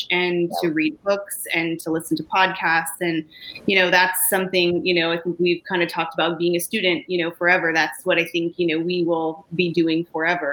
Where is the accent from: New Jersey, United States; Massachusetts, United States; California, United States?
California, United States; I grew up in California, not New York